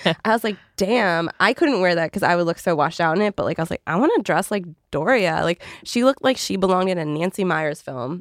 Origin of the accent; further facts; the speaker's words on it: Canada; I'm Canadian